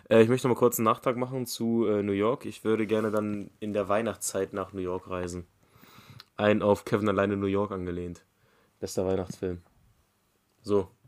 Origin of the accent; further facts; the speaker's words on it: Bavaria, Germany; born there; aber ich wurde ja in Bayern geboren, habe deswegen so eine gewisse Verbundenheit zu den Bergen